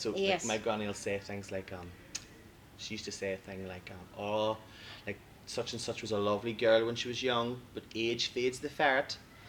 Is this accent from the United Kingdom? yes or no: yes; Lurgan, Northern Ireland, United Kingdom; I'm from Lurgan